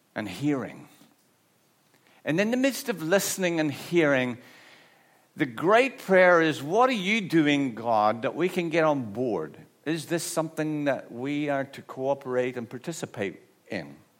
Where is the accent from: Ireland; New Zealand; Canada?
Ireland; I'm Irish